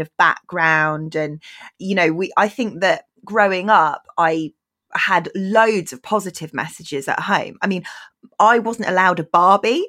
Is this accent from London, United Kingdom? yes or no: no; Bristol, South West England, United Kingdom; I grew up in Bristol